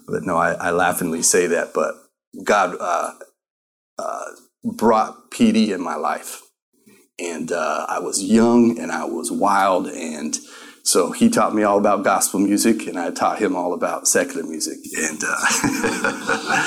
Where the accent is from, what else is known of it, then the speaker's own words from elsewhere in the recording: Colorado, United States; moved away as an adult; also born or lived in Tulsa, Oklahoma; now in Arizona, United States; I grew up actually in Colorado